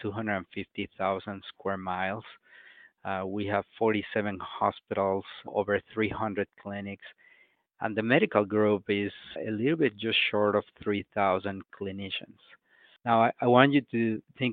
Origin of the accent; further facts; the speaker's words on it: Mexico City, Mexico; moved away as an adult; I was born and raised in Mexico City in a very poor area of the city